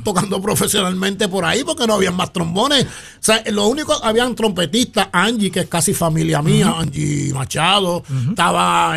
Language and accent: Spanish; Patillas, Puerto Rico; moved away as an adult; also born or lived in Ponce, Puerto Rico; now in San Juan, Puerto Rico; yo soy natural de Patilla